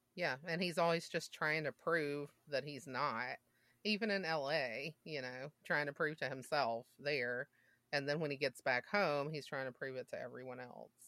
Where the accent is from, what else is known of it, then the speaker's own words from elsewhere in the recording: Mississippi, United States; I grew up in Mississippi